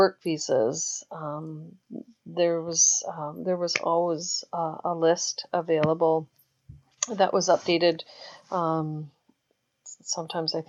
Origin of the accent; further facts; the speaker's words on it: Canada; I'm Canadian